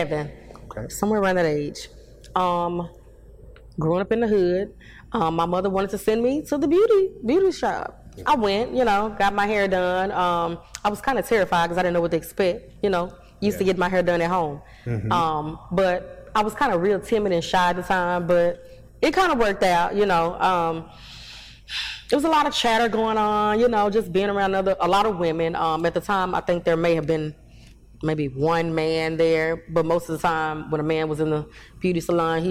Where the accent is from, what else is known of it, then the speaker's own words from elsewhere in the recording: Fort Worth, Texas, United States; now in Arlington, United States; Born and raised in Texas